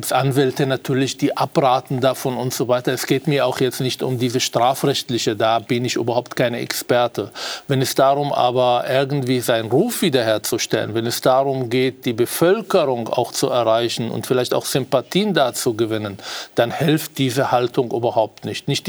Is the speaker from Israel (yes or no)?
yes; Israel; now in Austria; und zwar nicht nur hier in Österreich, ich komme ja aus Israel